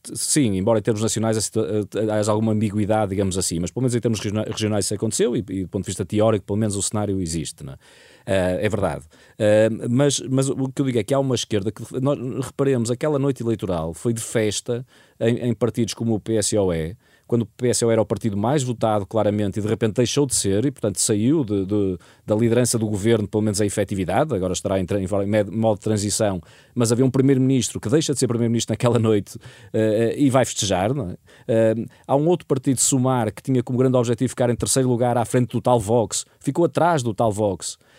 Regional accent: Portugal; eu, enquanto português

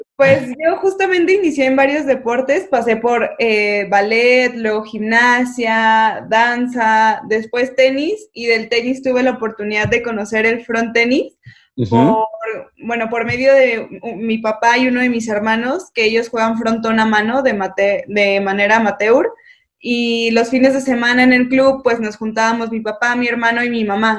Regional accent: Mexico

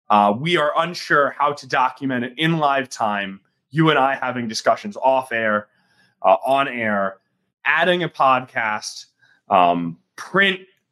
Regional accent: Southeast Michigan, United States; I'm from Southeast Michigan.

